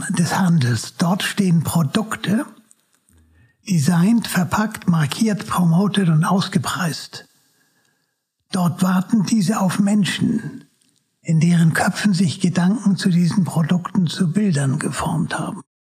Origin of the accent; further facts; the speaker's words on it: Hamburg, Germany; also born or lived in Freiburg; bin hier aufgewachsen in Hamburg. Bin dann ähm, während des äh, Krieges nach Freiburg gekommen. Das ist die Vaterstadt meines Vaters. Mhm und war dort bei meinen Großeltern.